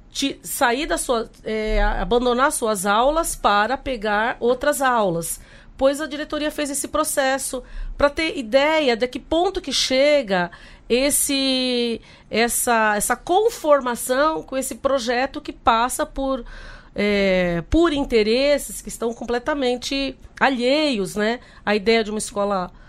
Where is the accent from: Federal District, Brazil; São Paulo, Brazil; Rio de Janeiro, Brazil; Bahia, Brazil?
São Paulo, Brazil; Guarulhos; Então, eu sou lá de Guarulhos, tem a Unifesp, né, há 10 anos na, na, região